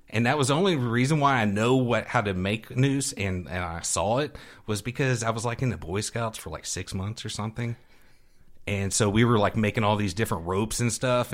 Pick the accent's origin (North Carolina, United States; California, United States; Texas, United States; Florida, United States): Texas, United States; Houston; now in Temple, United States; I grew up in Houston, and, and I went to H I S D schools